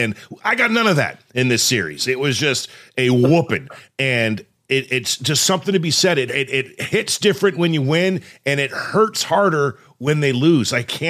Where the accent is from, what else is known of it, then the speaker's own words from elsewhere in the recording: Southern California, United States; I grew up in Southern California.